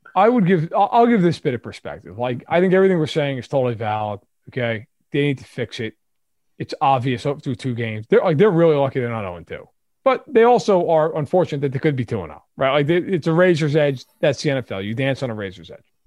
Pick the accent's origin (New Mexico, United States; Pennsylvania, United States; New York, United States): New York, United States; I grew up in New York. I watched the Giants